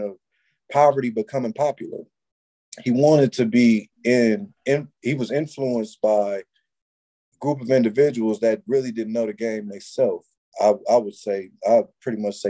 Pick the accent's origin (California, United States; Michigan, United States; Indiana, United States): California, United States; I'm a Californian and I knew like what's going on in California